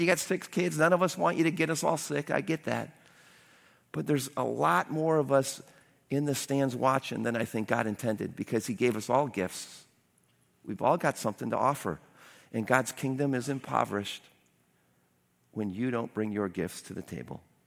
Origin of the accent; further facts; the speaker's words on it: United States; as an American